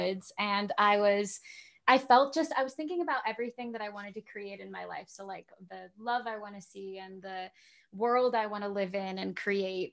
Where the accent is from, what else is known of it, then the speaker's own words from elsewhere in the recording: Southern California, United States; I'm, you know, from Southern California